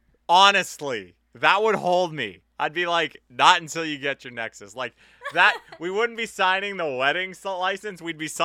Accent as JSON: {"language": "English", "town": "North Vancouver", "region": "British Columbia", "country": "Canada", "said": "If it makes sense, yeah, but I'm from North Van."}